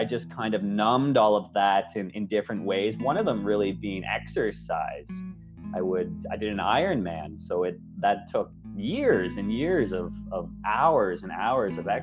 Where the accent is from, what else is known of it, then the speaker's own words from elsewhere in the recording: Ontario, Canada; moved away as an adult; also born or lived in Victoria, British Columbia; now in Vancouver, Canada; I'm originally from Ontario